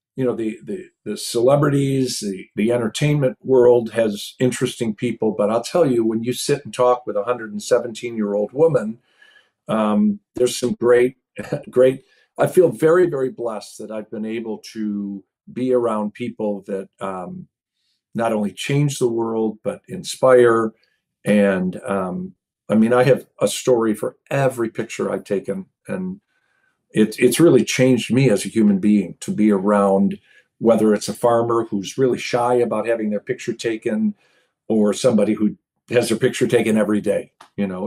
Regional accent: outside of Detroit, Michigan, United States; moved away; I grew up right outside of Detroit

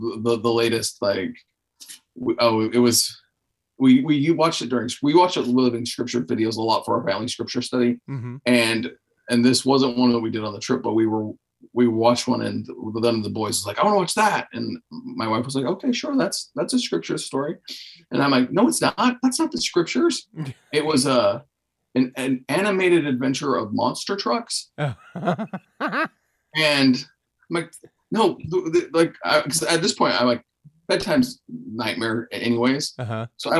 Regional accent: Texas, United States; now in Arkansas, United States; I come from Texas

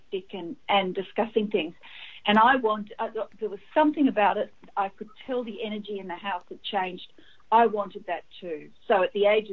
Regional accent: Sydney, New South Wales, Australia; I grew up in Sydney. I'm in Sydney.

